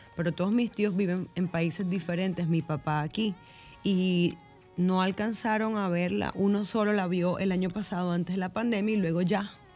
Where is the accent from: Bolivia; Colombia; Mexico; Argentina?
Colombia; Barranquilla, Atlántico; moved away as an adult; now in Dominican Republic; es mi ciudad donde yo nací